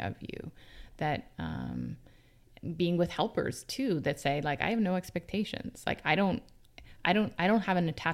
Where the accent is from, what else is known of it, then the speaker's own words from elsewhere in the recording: Vancouver, British Columbia, Canada; I grew up mostly on the North Shore of Vancouver.